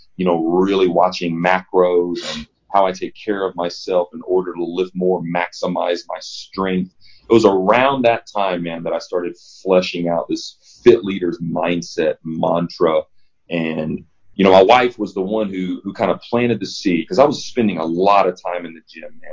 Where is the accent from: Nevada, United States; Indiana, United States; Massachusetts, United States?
Indiana, United States; Evansville; moved away as an adult; also born or lived in Nashville; I grew up in Evansville, Indiana